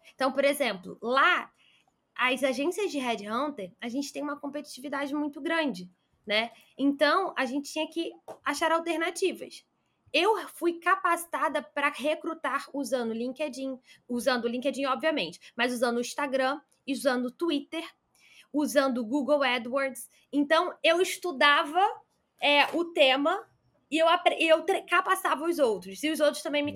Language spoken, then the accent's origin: Portuguese; Rio de Janeiro, Brazil; sou do Rio de Janeiro